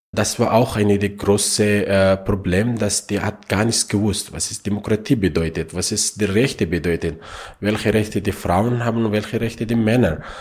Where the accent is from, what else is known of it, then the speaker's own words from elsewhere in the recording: Afghanistan; German is a second language; now in Austria; ich bin in Afghanistan geboren